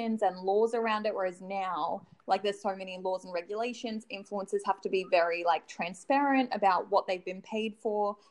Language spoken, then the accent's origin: English; Noosa, Queensland, Australia; I grew up in Noosa on the Sunshine Coast